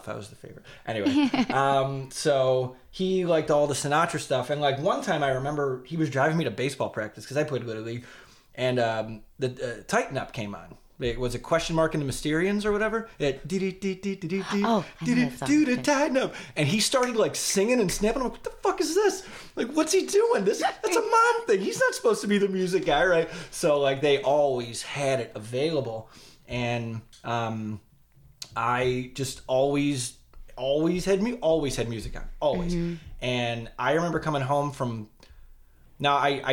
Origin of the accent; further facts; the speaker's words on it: Chicago, Illinois, United States; I grew up in West Lawn, like 67th and Pulaski.